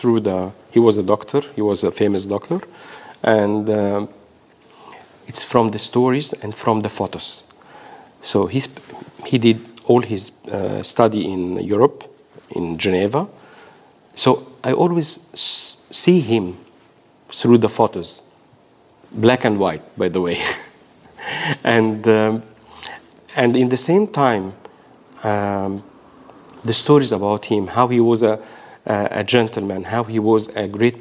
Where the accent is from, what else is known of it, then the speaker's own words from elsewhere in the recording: Egypt; now in Australia; all my childhood from Egypt and then to Australia. So it's a mixture of being Egyptian and being Australian